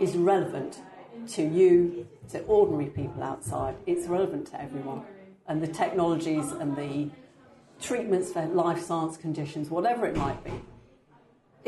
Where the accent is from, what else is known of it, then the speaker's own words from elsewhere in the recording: London, United Kingdom; moved away as an adult; also born or lived in West Country, north of Bristol / Portsmouth; I essentially grew up in South London, only child, all girls school, very female environment